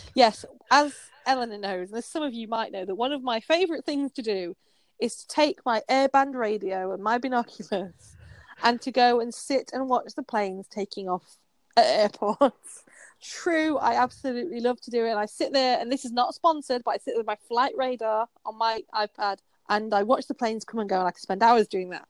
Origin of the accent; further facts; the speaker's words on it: Yorkshire and the Humber, United Kingdom; I'm from Yorkshire, an amazing place